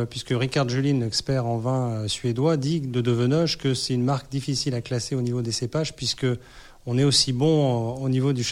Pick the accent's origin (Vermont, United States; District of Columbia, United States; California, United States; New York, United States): New York, United States; Rochester; born there; mon père a travaillé euh, aux États-Unis euh, dans les années 70 et je suis né euh, dans l'État de New York, euh, près de Rochester, exactement. Donc j'ai un passeport américain.